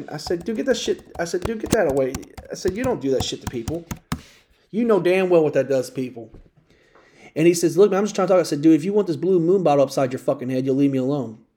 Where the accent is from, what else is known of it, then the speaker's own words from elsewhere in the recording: Louisville, Kentucky, United States; now in Indiana, United States; I was raised in Louisville, Kentucky.